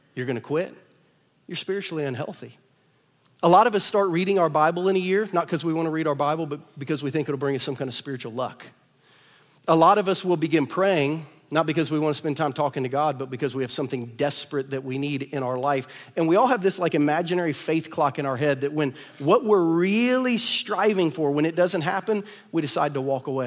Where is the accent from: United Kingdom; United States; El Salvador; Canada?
United States; Ohio; now in Lee's Summit, United States; I'm from Ohio